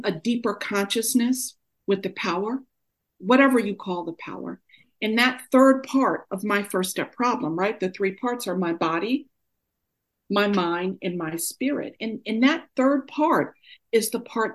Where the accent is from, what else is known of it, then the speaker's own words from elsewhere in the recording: New York, United States; also born or lived in Oakland, California; now in Durham, United States; Although I'm born and raised in New York, I got sober in Oakland, California, and now I live in Durham, North Carolina.